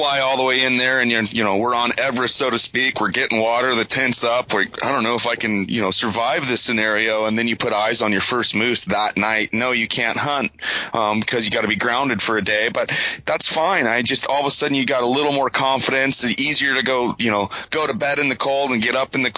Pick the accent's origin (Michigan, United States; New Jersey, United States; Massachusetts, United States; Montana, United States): Montana, United States; moved away; growing up in Montana